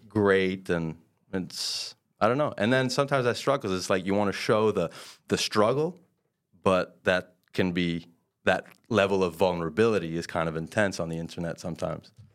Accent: Quebec, Canada; born or raised there; first language French; English is a second language

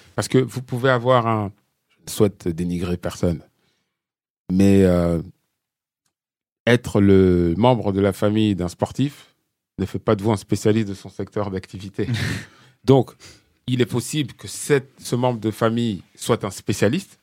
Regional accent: France; on est français

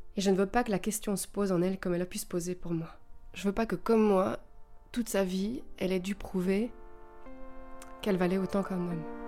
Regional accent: Belgium; je viens de Belgique

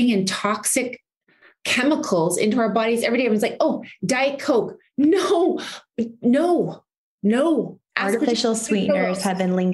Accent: Canada; now in United States; because I mean, I'm I'm Canadian, we have a different system over there

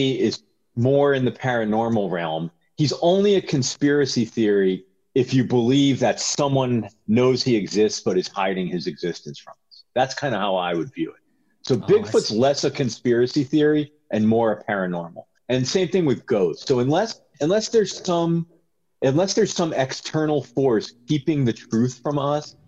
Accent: Connecticut, United States; moved away as an adult; also born or lived in New York; now in Pacific Northwest, United States; I grew up in Connecticut, and I lived in New York for a long time

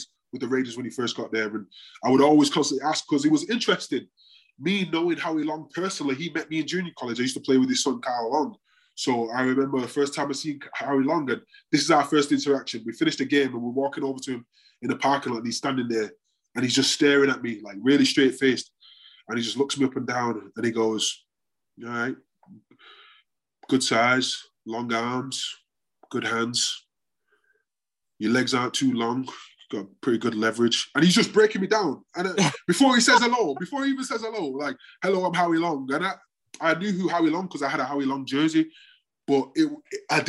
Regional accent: Manchester, North West England, United Kingdom; moved away; also born or lived in Florida; growing up in Longside

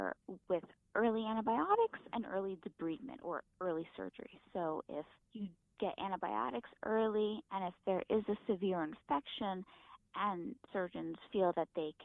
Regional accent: New Jersey, United States; I grew up in New Jersey

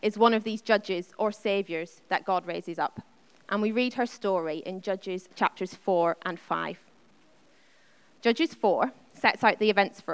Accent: Northern Ireland, United Kingdom; I grew up in Northern Ireland

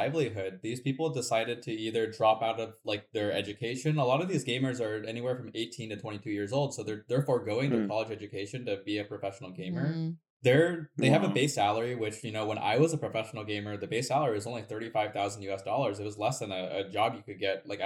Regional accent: United States; also born or lived in Shanghai / Beijing / Wuhan; growing up in America

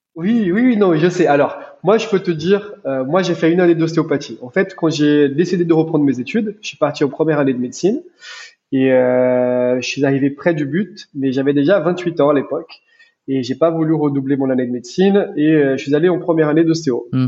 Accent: Brazil; French is a second language; moved away as an adult; also born or lived in United States; now in France; je suis brésilien d'origine. Je suis né au Brésil. J'ai grandi là-bas

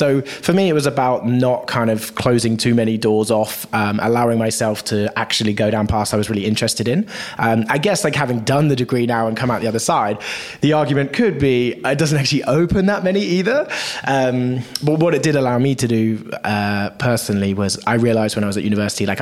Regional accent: Bristol, South West England, United Kingdom; I grew up in actually just outside of a town called Bristol in the southwest of the UK.

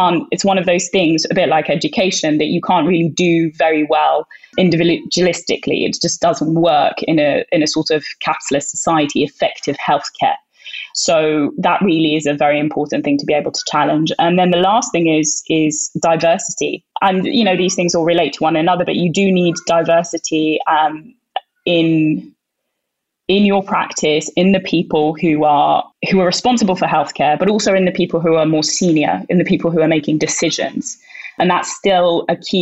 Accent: Sudan; now in United Kingdom; I'm Northeast African. I'm from Sudan

